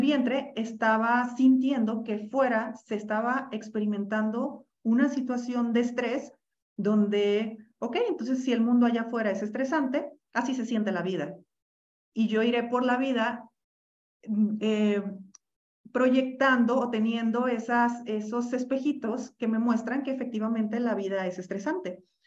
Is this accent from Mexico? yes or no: yes; Mexico; yo soy mexicana.